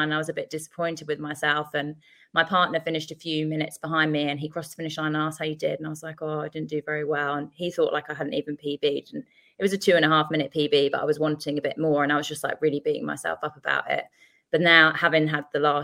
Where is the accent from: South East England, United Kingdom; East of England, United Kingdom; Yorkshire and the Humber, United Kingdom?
South East England, United Kingdom; Sevenoaks; also born or lived in Tooting, London; now in Melbourne, Australia; I'm originally from Tooting in South London, but I grew up in Kent, a place called Seven Oaks in the southeast